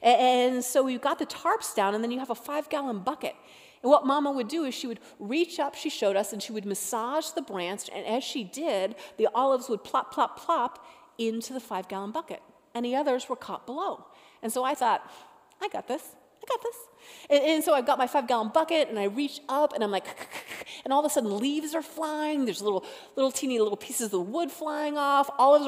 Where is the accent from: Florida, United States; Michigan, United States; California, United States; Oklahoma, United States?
Florida, United States; born there; also born or lived in North Carolina / Colorado / Utah / Alaska; I was born in Florida, lived in North Carolina, Colorado, Utah, Alaska, all these places.